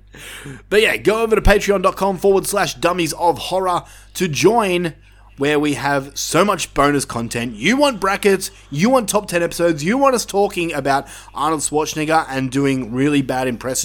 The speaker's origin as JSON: {"language": "English", "country": "Australia", "said": "I mean, we're Australian."}